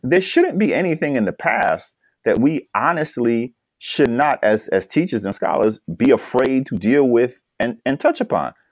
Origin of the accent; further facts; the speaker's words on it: New York, United States; New York, my home state